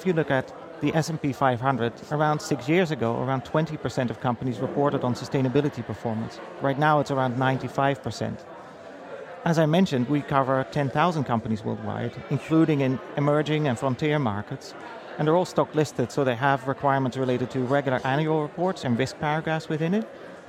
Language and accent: English; Amsterdam, North Holland, Netherlands; now in United States; So my history really starts in Amsterdam. So I moved from the Netherlands to the US around 6 years ago.